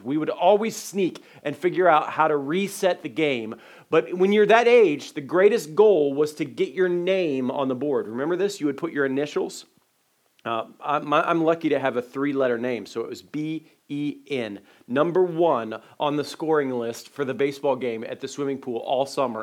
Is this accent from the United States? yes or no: yes; Dayton, Ohio, United States; When I was a little guy uh, growing up in Dayton, Ohio